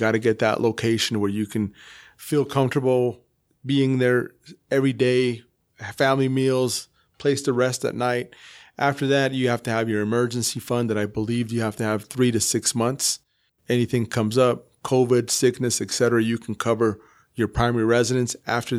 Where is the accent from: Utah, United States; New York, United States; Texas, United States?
Utah, United States; Salt Lake City; also born or lived in Boston / Ecuador (family); I grew up here in Salt Lake.